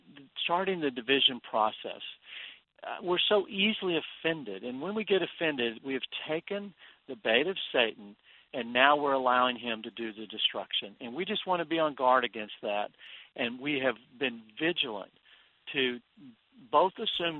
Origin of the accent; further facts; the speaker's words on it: Texas, United States; I grew up in Texas where we had a saying that if there was friction in your marriage, there was sand in the sheets